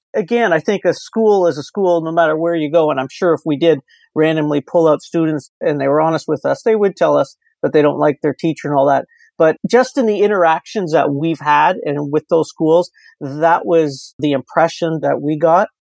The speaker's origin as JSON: {"language": "English", "town": "Windsor", "region": "Ontario", "country": "Canada", "said": "I am from Windsor, Ontario"}